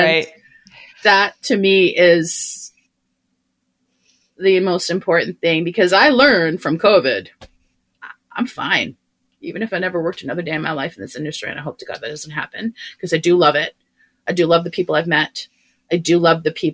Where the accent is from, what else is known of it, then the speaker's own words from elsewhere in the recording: Canada; I'm a Canadian